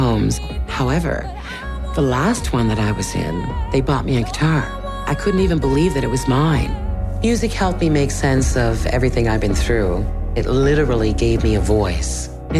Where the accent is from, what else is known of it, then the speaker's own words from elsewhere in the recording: New Brunswick, Canada; I'm from New Brunswick and I'm a singer.